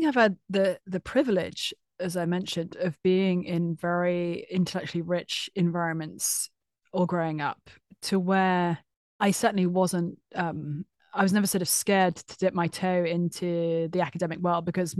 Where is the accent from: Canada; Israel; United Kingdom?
United Kingdom; London; So I grew up mostly in London.